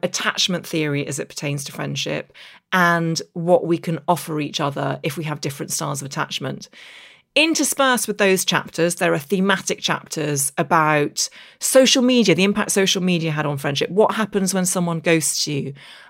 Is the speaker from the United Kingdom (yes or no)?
yes; Derry, Northern Ireland, United Kingdom; accent: English; with an English accent, but I actually grew up in the north of Ireland in the Derry Girls era. And I grew up just outside Derry, went to primary school in Derry, but it was at secondary school in Belfast